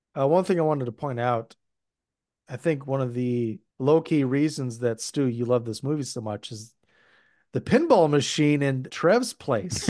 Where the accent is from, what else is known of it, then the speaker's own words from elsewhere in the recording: Minnesota, United States; we definitely have white trash in Minnesota, but it's not something that we're known for